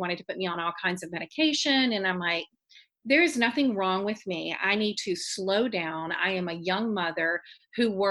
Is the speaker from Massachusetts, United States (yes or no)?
no; Baton Rouge, Louisiana, United States; I'm from Baton Rouge, Louisiana